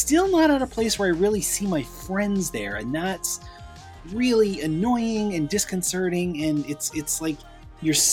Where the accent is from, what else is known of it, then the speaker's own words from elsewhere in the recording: Toronto, Ontario, Canada; here in my hometown of Toronto